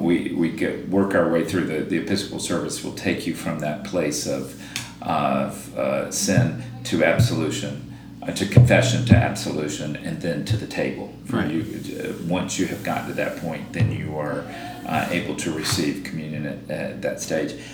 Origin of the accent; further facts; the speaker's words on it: Georgia, United States; also born or lived in South Carolina; now in New York, United States; I'm from Georgia